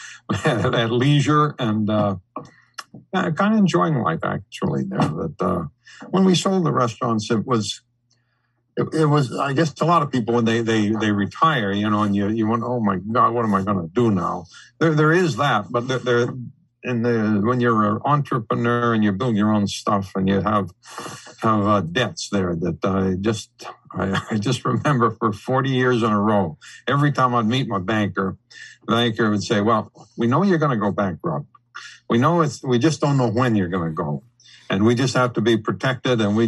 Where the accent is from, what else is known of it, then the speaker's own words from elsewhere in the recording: Eastern Massachusetts, United States; I was born here in the Eastern Massachusetts. I haven't gone far in life. I'm still here. I'm probably two blocks from where I was born.